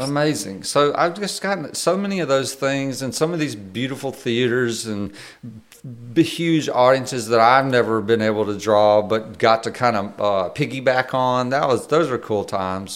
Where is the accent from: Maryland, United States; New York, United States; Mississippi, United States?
Mississippi, United States; we're both from Mississippi.